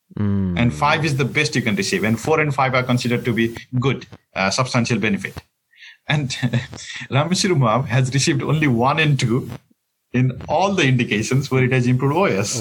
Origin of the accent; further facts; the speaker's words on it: Nepal; moved away as an adult; also born or lived in Boston, United States; now in Kingston, Canada; I come from Nepal and in Nepal I guess the first journal article that I ever read was after I completed medical. school